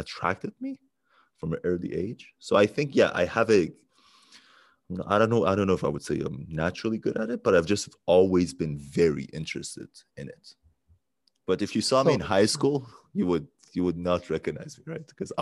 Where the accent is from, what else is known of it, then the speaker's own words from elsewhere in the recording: Iran; English is a second language; moved away; in grade 7, I went to school where most of the people were Iranians like me